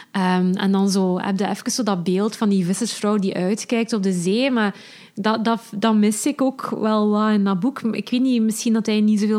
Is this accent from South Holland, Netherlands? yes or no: no; Urk, Flevoland, Netherlands; zeker omdat ik zelf ook van Urk ben.